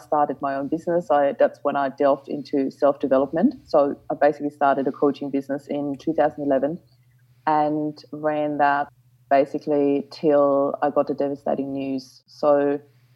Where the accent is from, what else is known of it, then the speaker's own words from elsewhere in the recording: Austria; moved away as an adult; now in Australia; I'm originally from Austria